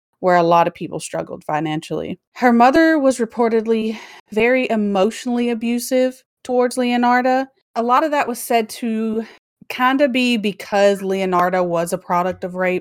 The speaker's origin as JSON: {"language": "English", "region": "Deep South", "country": "United States", "said": "I'm from the deep South, so I'm just Southern as fuck."}